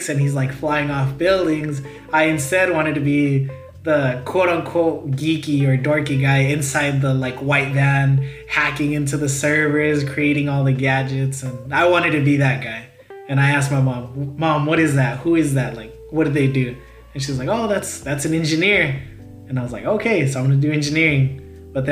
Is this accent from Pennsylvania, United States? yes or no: no; El Paso, Texas, United States; moved away as an adult; now in Dallas-Fort Worth, United States; Home for me is, it will always be El Paso. As cheesy as it sounds, that's where all my family is